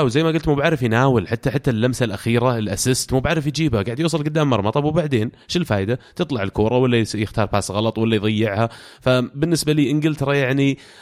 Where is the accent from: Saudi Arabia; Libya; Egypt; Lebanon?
Saudi Arabia; انا كسعودي